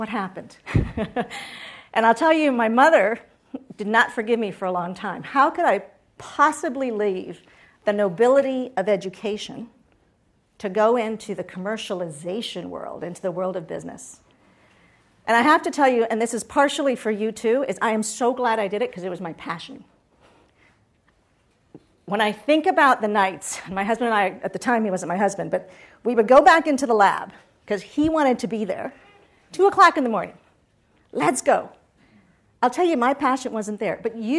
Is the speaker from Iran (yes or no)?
no; Puerto Rico; also born or lived in Boston; So I grew up in Puerto Rico.